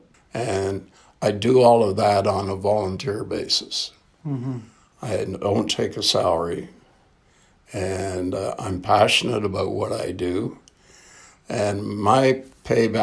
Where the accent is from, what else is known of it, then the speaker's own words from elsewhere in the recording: Canada; I'm a Canadian through and through.